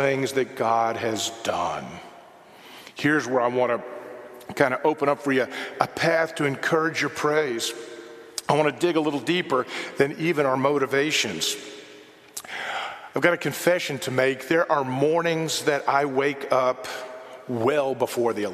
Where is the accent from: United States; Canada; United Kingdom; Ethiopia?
United States; I'm an American